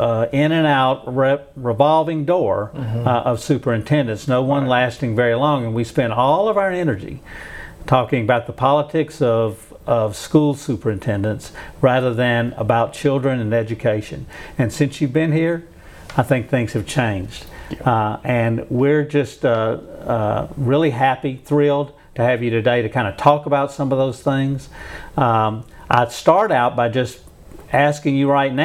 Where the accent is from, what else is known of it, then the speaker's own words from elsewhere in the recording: Shreveport, Louisiana, United States; He, like I, were born and raised in Shreveport, Bossier, and loved this city